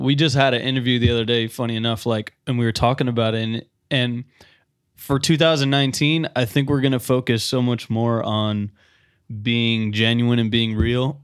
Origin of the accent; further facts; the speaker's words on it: Tampa, Florida, United States; also born or lived in Providence, Rhode Island; I was born in Providence, Rhode Island, um, but I moved here when I was four. So technically a Floridian